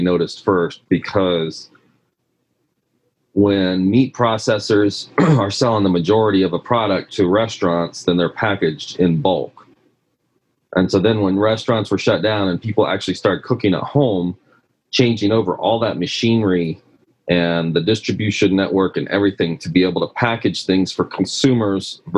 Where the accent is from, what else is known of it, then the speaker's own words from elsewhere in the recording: Midwest, United States; moved away as an adult; also born or lived in California; we're both from the Midwest